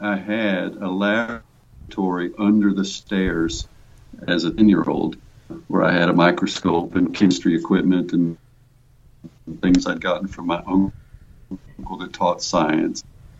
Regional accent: United States; accent: hint of Texas; moved away as an adult; also born or lived in Austin, Texas; now in Norway; I am an American expatriate. That means, you know, I was born and raised in the States

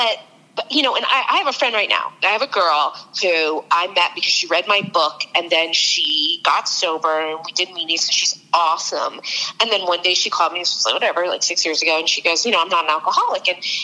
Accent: California, United States; Marin County up north.

